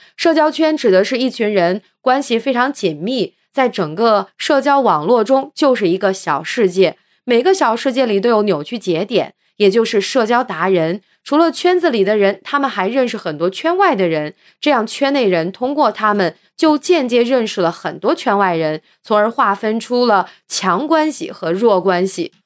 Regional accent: China; 我们中国人

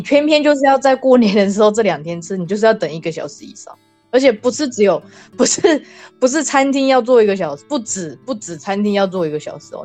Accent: Taiwan; moved away; 像我们台湾人的话，我们是吃元宵，诶，不，冬至我们是吃汤圆嘛

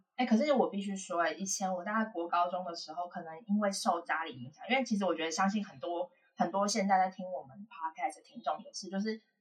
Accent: Hualien County, Taiwan; 我们家其实是原住民 ，然后，呃，我妈妈那边是平埔族，我们都是在花莲，然后我妈妈是平埔阿美

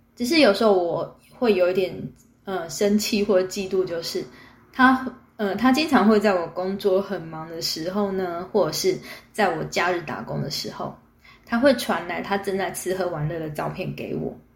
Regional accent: Taipei, Taiwan; 位置就定在我从小长大的大稻城附近

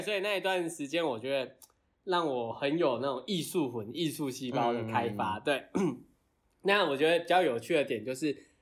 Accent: Kaohsiung, Taiwan; also born or lived in Shanghai; 然后我那时候其实因为我是高雄人

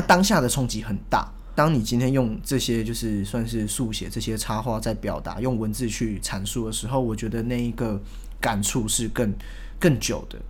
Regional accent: Taiwan; 我是台湾人

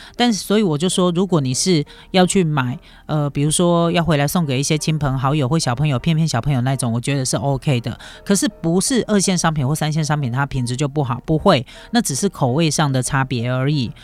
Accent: Taiwan; 以我台湾人的角度来说哈

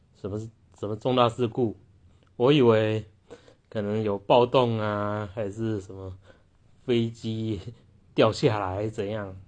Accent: Taiwan; 我们台湾人

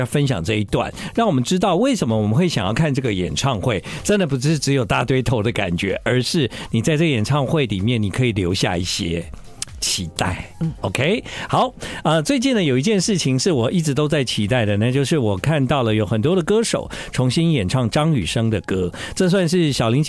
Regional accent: southern Taiwan, Taiwan; now in Taipei, Taiwan; 其实呢，啊、呃，在我还在念大学的时候，嗯，啊，我从南部来到台北，对对，一切的事情都感到非常的新鲜

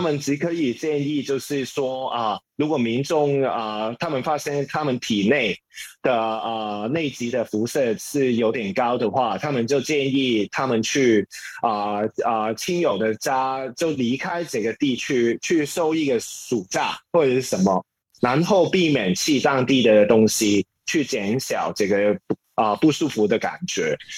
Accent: Hong Kong; Chinese is a second language; moved away as an adult; now in Taipei, Taiwan; 从前我是一个香港人，啊，香港人啊，也在香港，接别人的律师的平工作

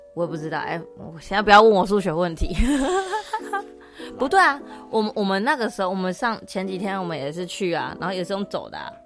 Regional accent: Taiwan; now in Toronto, Canada; 我们台湾

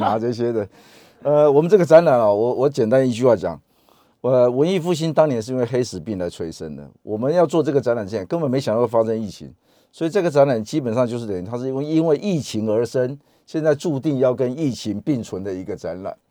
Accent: Taiwan; 我们台湾人大家一起努力把整个疫情控制住

